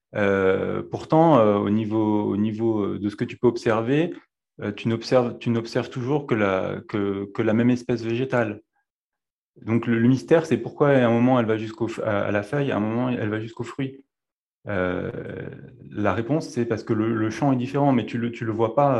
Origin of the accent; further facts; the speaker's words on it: Dauphiné, Auvergne-Rhône-Alpes, France; je suis né euh, dans le Dauphiné